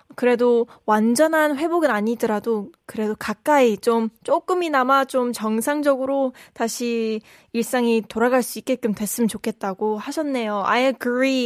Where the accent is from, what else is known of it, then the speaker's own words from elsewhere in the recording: California, United States; now in South Korea; I'm from California